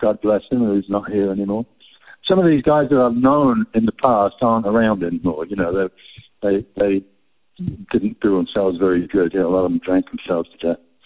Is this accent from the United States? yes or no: no; England, United Kingdom; we're very bland as English people as far as food goes